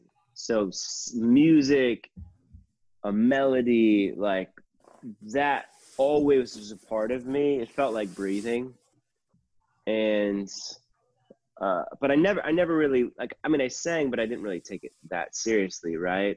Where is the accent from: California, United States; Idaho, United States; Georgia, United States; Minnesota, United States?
Minnesota, United States; New London; moved away as an adult; also born or lived in Arkansas / Kansas City / Nashville; Grew up in Minnesota from a family of 5 kids. I'm a triplet, the oldest of the triplets, the oldest of the 5.